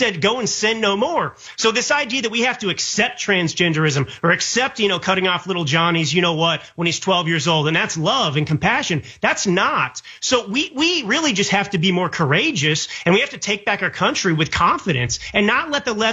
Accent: United States; as an American

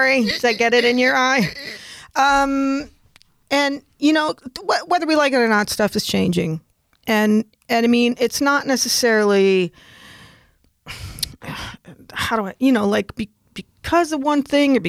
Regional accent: New York, United States; When I was a kid, I'm from New York State

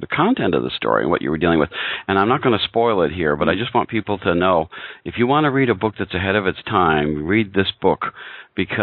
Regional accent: United States

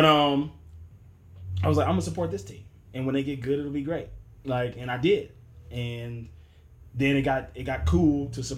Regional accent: Mississippi, United States; moved away; I am originally from Mississippi, notorious state with not one professional team.

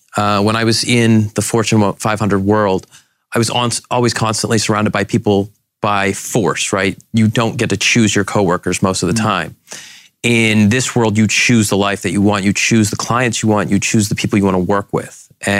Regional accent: Boston, Massachusetts, United States; moved away as an adult; now in Boise, United States; So the light bulb moment for me was I grew up in Boston and then was recruited by Weyerhaeuser to Boise.

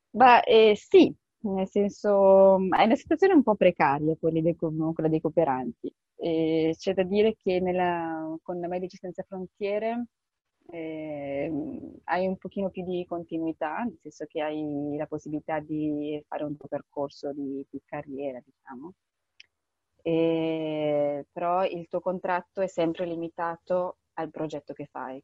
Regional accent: Bergamo, Lombardy, Italy; moved away as an adult; now in Yemen; vengo da Bergamo

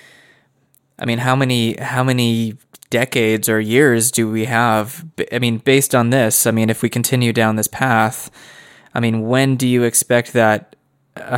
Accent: United States; I'm speaking as an American

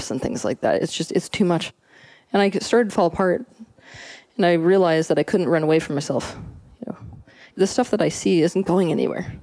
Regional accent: Santa Fe, New Mexico, United States; I was born in Santa Fe, New Mexico

